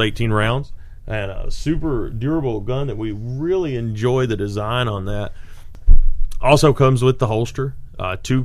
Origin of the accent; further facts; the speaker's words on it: Smithville, Tennessee, United States; My grandpa had a bait and tackle store, Sonny's Bait and Tackle in Smithville, Tennessee, when I was a little boy.